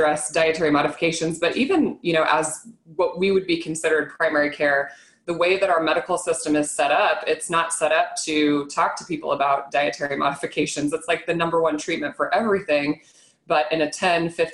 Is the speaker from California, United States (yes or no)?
no; Nebraska, United States; I'm born and raised in Nebraska